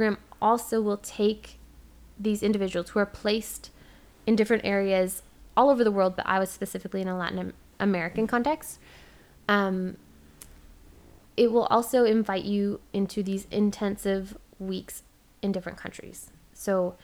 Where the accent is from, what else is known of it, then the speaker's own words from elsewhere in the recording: Ontario, Canada; moved away; as a Canadian